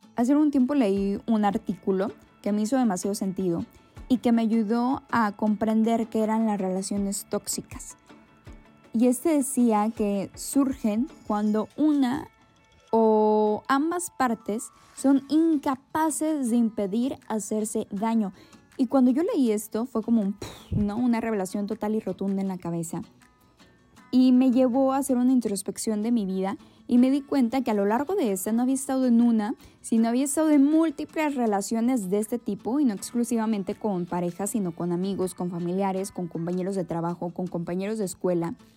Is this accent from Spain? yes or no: no; Mexico; orgullosamente mexicana